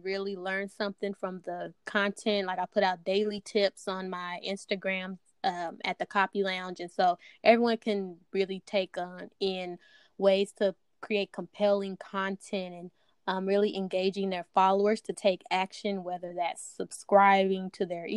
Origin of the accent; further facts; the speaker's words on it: Dallas, Texas, United States; from Dallas, Texas. Born and raised